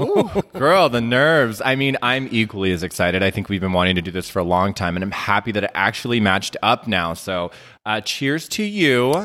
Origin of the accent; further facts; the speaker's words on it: Las Vegas, Nevada, United States; I'm born and raised from Las Vegas, Nevada